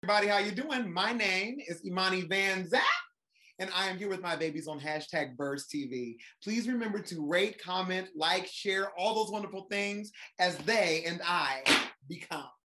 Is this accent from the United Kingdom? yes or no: no; Columbus, Ohio, United States; moved away as an adult; also born or lived in Japan; now in Atlanta, United States; I'm originally from Columbus, Ohio, so I'm Midwest.